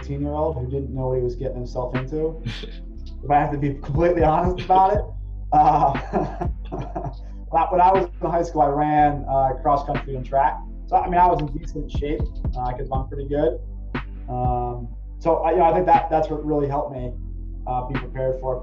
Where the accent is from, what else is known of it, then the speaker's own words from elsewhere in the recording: Norristown, Pennsylvania, United States; moved away as an adult; now in New York, United States; I'm originally from outside Philly, but now I live about an hour north of Manhattan